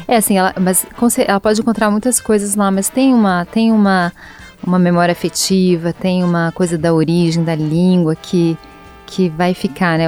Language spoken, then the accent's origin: Portuguese; Rio de Janeiro, Brazil; Eu que sou carioca